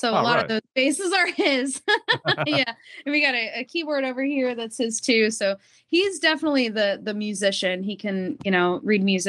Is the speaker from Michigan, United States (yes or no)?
no; Greenville, Ohio, United States; also born or lived in Dayton, Ohio; now in Florida, United States; I was born in Dayton, Ohio. I grew up in Greenville, Ohio, though.